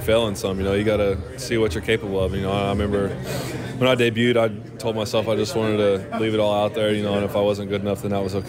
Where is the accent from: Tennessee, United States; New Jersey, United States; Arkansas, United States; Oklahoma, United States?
Oklahoma, United States; Tahlequah; moved away as an adult; now in Tulsa, United States; I'm from Tahlequah. I moved to Tulsa this year.